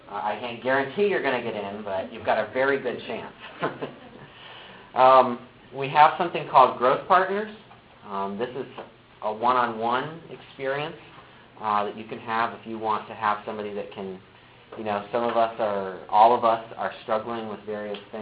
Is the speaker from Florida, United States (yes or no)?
no; Ohio, United States; moved away as an adult; now in Michigan, United States; So I actually moved here to Michigan. I'm from Ohio.